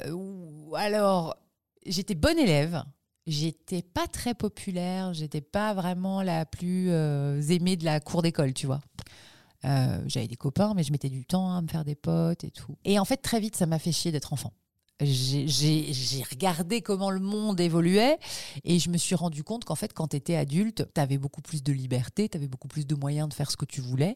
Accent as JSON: {"language": "French", "town": "Toulouse", "region": "Occitania", "country": "France", "tie": "born or raised there", "also_born_or_lived": "Gers / Fontenay-aux-Roses", "said": "j'ai grandi euh, d'abord dans le Gers et ensuite à Toulouse. C'est là où j'ai passé mon adolescence, c'est là où je suis allée à la fac, c'est là où j'ai commencé à bosser à la radio, Toulouse."}